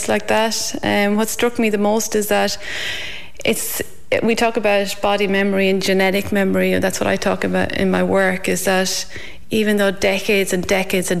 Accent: County Longford, Ireland; moved away as an adult; also born or lived in Australia; now in Ballinskelligs, Ireland; I'm originally from Edristown in Longford

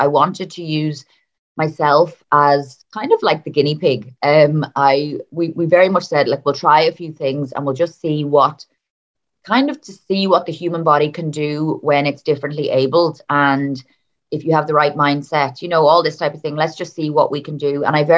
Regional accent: Dublin, Leinster, Ireland; now in Donegal, Ireland; So I am actually originally from Dublin, but I moved up to Donegal with my family. I think it's over 20 years now.

